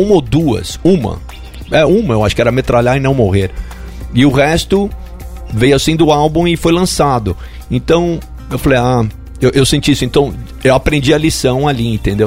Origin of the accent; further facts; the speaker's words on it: Brazil; moved away; also born or lived in New York, United States; Eu sou brasileiro